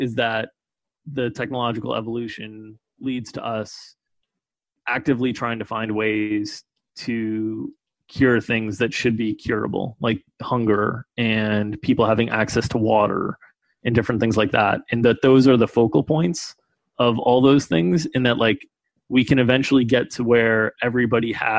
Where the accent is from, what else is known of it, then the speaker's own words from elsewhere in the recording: United States; I was born in the United States to a well-off family